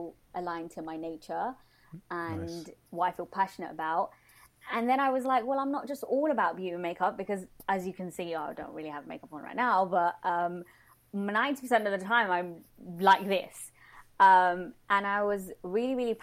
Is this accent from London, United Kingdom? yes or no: yes; London, United Kingdom; born and raised in London